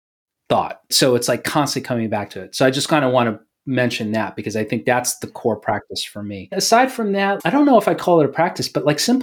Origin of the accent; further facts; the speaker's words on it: New York, United States; moved away; I'm from New York.